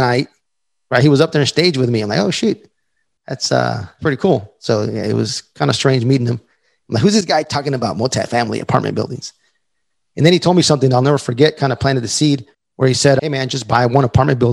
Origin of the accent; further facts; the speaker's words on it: El Paso, Texas, United States; my hometown, El Paso, Texas